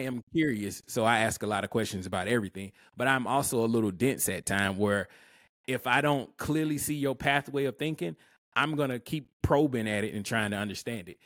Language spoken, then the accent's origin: English; Alabama, United States; I'm from Alabama